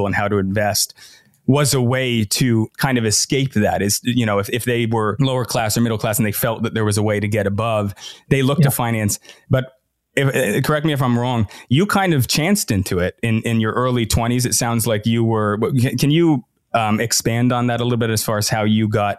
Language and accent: English; Irvine, California, United States; also born or lived in back east; I grew up in Irvine